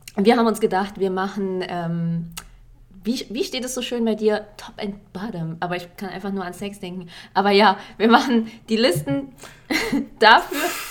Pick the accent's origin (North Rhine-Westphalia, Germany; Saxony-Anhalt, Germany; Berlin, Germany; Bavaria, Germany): Berlin, Germany; Ich bin ja auch in Berlin groß geworden